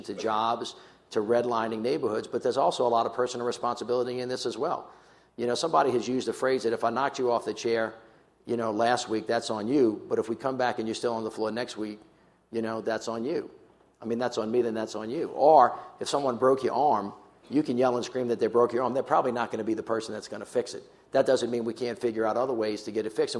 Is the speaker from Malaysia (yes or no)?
no; the South, United States; I'm a kid from the South